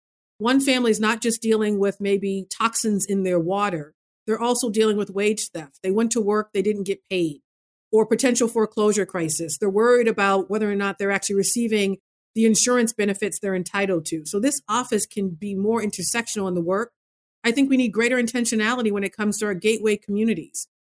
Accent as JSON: {"language": "English", "region": "Massachusetts", "country": "United States", "tie": "born or raised there", "said": "as I did growing up in Massachusetts"}